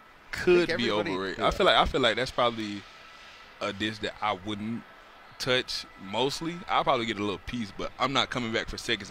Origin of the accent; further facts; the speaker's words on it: the South, United States; I'm from the South, so, you know, you got chicken, ham, turkey, dressing, mac and cheese